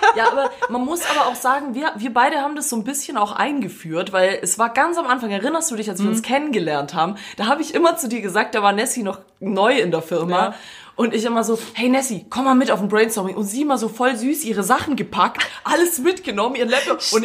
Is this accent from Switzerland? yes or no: no; Croatia; also born or lived in Swabia; Ich bin eigentlich Kroate, aber ich tu so als Fake-Schwabe.